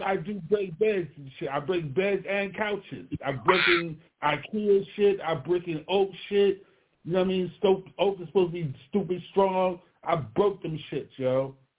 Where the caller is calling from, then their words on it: Baltimore, Maryland, United States; I'm calling from Baltimore, Maryland, East Side Zone 18